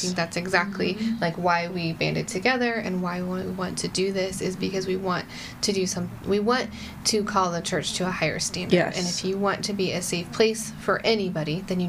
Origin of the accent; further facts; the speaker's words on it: United States; I'm an American and I have freedoms